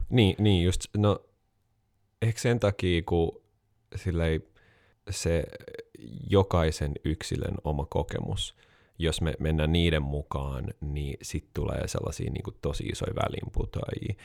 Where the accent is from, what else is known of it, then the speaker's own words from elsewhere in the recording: Helsinki, Uusimaa, Finland; also born or lived in United States; Mun faija on Jenkki, mut se on helsinkiläinen, äh, mä oon siis neljän sukupolven stadilainen